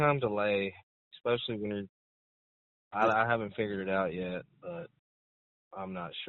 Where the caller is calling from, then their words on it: Arkansas, United States; I'm calling from Arkansas.